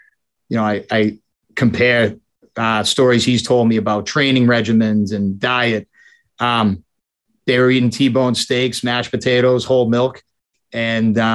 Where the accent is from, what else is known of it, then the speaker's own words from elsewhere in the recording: Boston, Massachusetts, United States; I was born in Boston. I grew up primarily single family household